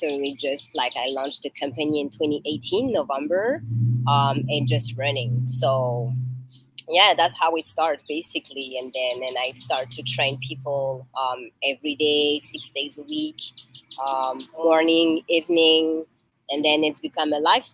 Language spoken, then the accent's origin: English; France; English is a second language; moved away as an adult; now in Toronto, Canada; I'm from France, born and raised there